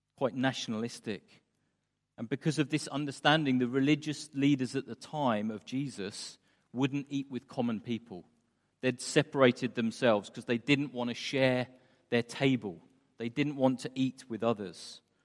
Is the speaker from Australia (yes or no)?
no; England, United Kingdom; moved away as an adult; now in Istanbul, Turkey; as English people